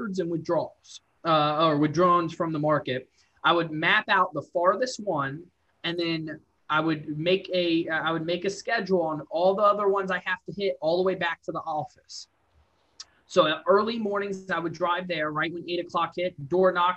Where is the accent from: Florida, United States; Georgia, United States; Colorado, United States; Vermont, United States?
Florida, United States; Fort Lauderdale; now in Charlotte, United States; I'm from Fort Lauderdale to be exact, but I've lived here in Charlotte, 14, next year will be 15 years